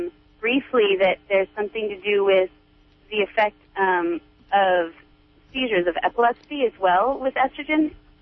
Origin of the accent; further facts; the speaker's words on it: Southern Humboldt, California, United States; now in Eureka, United States; I am in Eureka right now. I'm from Southern Humboldt, though.